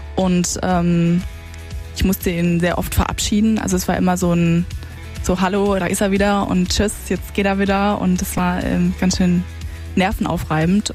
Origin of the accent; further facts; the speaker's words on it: Karlsruhe, Baden-Württemberg, Germany; now in Mannheim, Germany; ich komme ursprünglich aus Karlsruhe